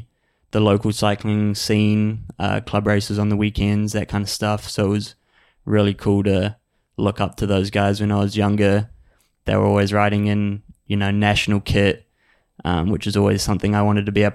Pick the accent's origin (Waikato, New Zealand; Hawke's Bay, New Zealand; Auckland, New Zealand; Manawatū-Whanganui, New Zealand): Manawatū-Whanganui, New Zealand; Palmerston North; I'm from a small city called Palmerston North, just outside of Wellington